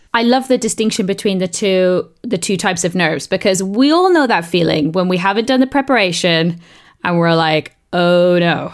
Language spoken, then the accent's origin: English; South East England, United Kingdom; accent: southeast English; I grew up in the south of, east of England